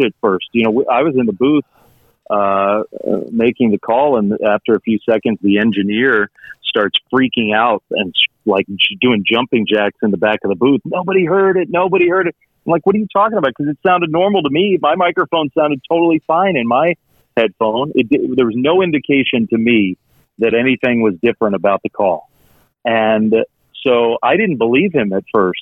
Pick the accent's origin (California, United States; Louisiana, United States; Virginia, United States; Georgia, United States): Virginia, United States; around Washington, D.C.; moved away; I grew up in Virginia, but around Washington, D.C.